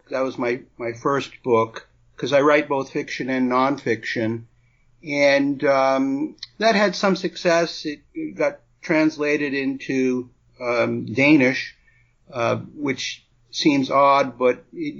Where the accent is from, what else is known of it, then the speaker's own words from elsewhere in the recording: New England, United States; moved away; also born or lived in Brooklyn / New Mexico; Well, I lived most of my life in New England, although I was born in Brooklyn, and then I spent 9 years in New Mexico prior to relocating to the Gulf Coast area of Florida